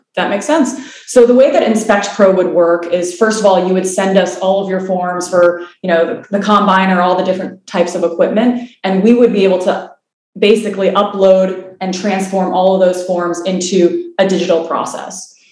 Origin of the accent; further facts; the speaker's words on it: Illinois, United States; moved away as an adult; now in California, United States; I'm from the Midwest originally in Illinois. I moved out to California um, initially to go to school and then my career out there.